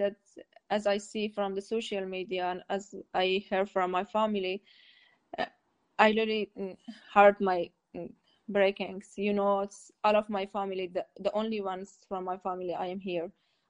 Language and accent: English; Herat, Afghanistan; moved away as an adult; now in Ireland; I'm from Herat, Herat